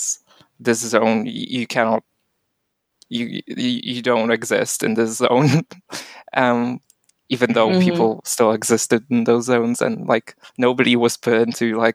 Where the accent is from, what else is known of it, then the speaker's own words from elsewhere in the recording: Warsaw, Masovian Voivodeship, Poland; I'm also from Warsaw. I'm not from any of those zones